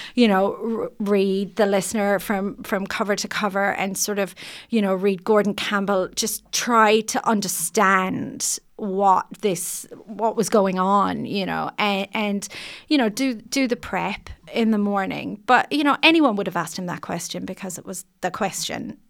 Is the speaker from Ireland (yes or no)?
yes; Ireland; moved away as an adult; now in New Zealand; I just wanted to be accepted as a New Zealander